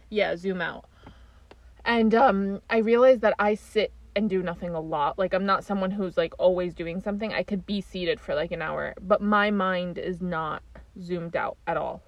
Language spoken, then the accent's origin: English; New York, United States; we grew up in the New York where people are normal, like immigrant families trying to make it